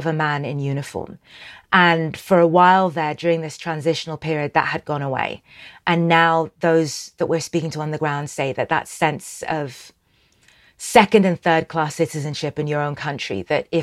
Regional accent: Sudan; I'm from Sudan.

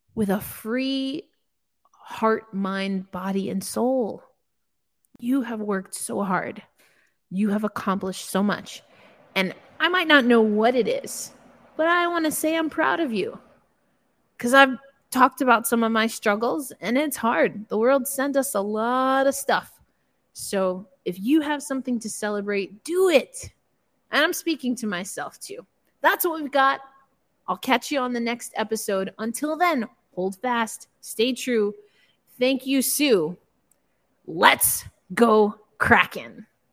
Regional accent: New York, United States; I'm from New York

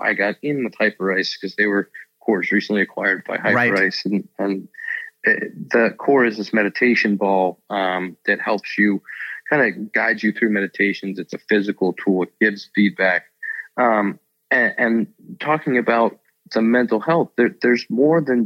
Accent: Pittsburgh, Pennsylvania, United States; I grew up in Pittsburgh

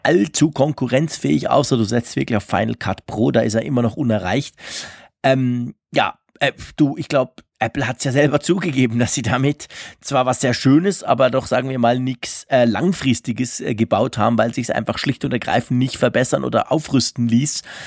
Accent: Switzerland; mich als Schweizer

